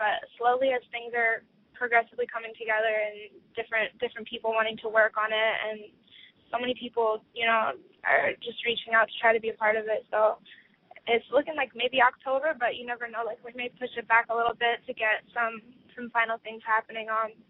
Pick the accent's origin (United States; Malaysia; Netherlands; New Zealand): United States; Virginia; also born or lived in Colombia; I'm from Virginia